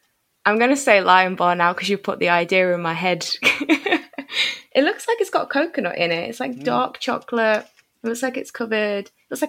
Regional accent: Derby, East Midlands, United Kingdom; moved away as an adult; So, I was born in Derby.

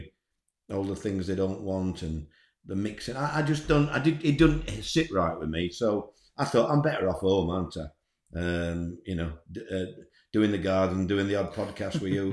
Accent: Scarborough, Yorkshire and the Humber, United Kingdom; I'm from Scarborough.

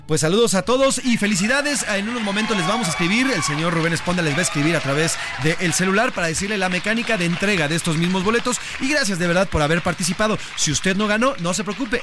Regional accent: Mexico; como mexicanos

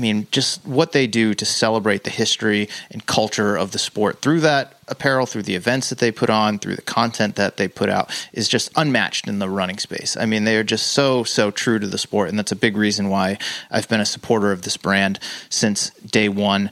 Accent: Worcester, Massachusetts, United States; where I grew up in Worcester, Massachusetts.

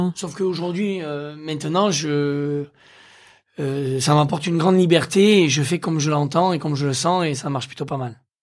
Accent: Aveyron, Occitania, France; j'ai grandi dans l'Aveyron

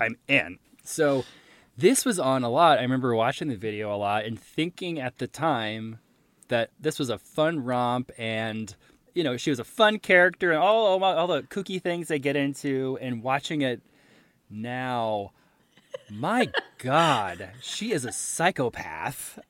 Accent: Jacksonville, Florida, United States; I'm from Jacksonville

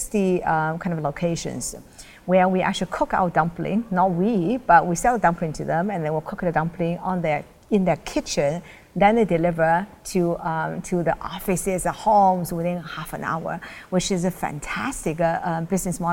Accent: China; moved away; also born or lived in United States / Europe; I was originally from China

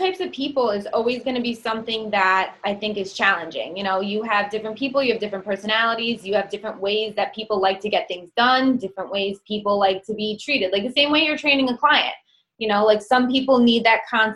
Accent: New York, United States; accent: New York; I have a New York accent.

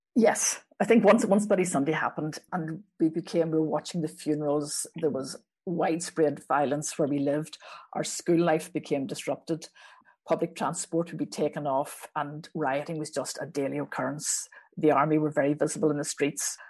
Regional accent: Belfast, Northern Ireland, United Kingdom; I, I grew up in West Belfast, nationalist West Belfast, Andersonstown

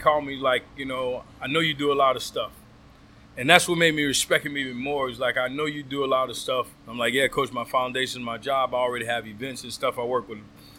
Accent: the South, United States; I'm from the South.

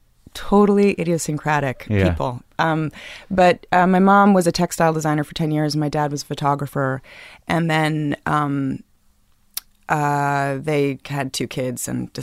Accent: New York City, New York, United States; I come from Crosby Street. I grew up in...

